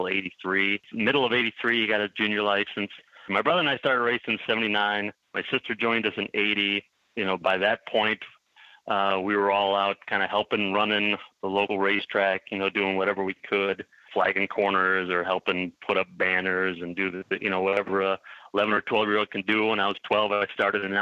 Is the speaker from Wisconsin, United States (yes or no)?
yes; Milwaukee, Wisconsin, United States; born and raised in Milwaukee, lived here my whole life